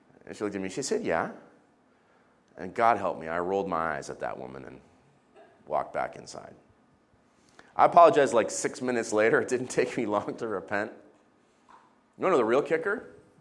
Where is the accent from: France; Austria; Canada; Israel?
Israel; I was growing up in the Middle East